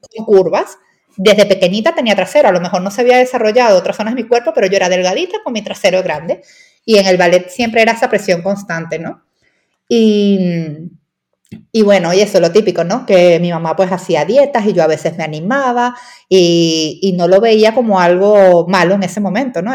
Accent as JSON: {"language": "Spanish", "country": "Venezuela", "said": "Pues no sé si por mi acento se ha escuchado, pero soy venezolana y allí en Venezuela"}